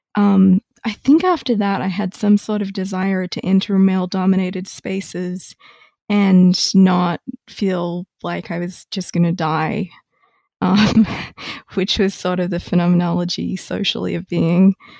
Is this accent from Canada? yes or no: no; Australia; moved away as an adult; also born or lived in Melbourne / Cambridge, Massachusetts; now in Ithaca, United States; I am originally Australian